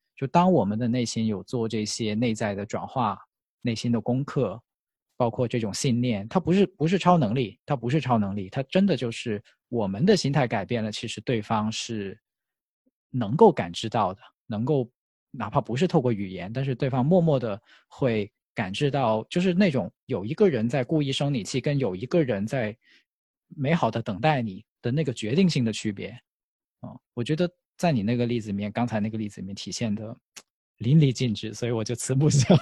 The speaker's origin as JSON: {"language": "Chinese", "town": "Foshan", "region": "Guangdong", "country": "China", "said": "因为我来自佛山嘛"}